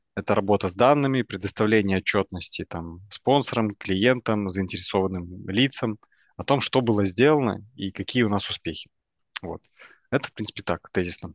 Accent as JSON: {"language": "Russian", "region": "Minsk", "country": "Belarus", "tie": "born or raised there", "moved": "as an adult", "lives_now": "Vilnius, Lithuania", "said": "родом я из Минска. Вот, последние два года я живу в Вильнюсе"}